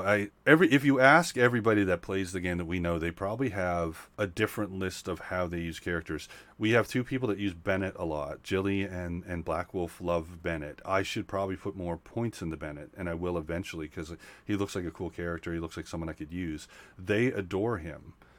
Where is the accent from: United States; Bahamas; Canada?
Canada; Nova Scotia; I'm from Nova Scotia